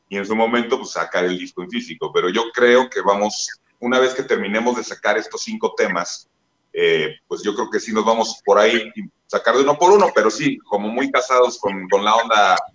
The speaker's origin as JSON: {"language": "Spanish", "town": "San Miguel de Allende", "region": "Guanajuato", "country": "Mexico", "said": "somos el …, venimos desde San Miguel de Allende"}